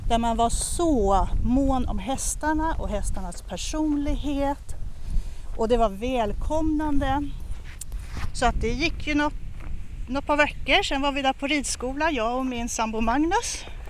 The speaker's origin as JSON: {"language": "Swedish", "town": "Stockholm", "region": "Stockholm County", "country": "Sweden", "tie": "born or raised there", "said": "jag är uppvuxen i, på Söder, i Bagarmossen och sen i Fittja. Så jag är ett riktigt förortsbarn"}